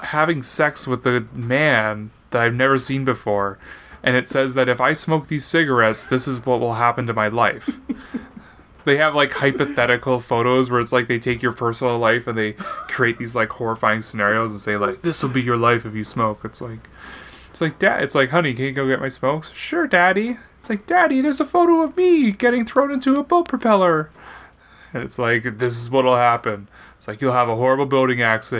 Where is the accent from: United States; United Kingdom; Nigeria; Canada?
Canada; I am a Canadian